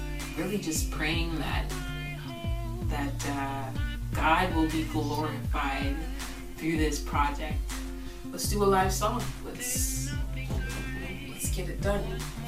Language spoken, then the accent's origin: English; Toronto, Ontario, Canada; I am a artist from Toronto.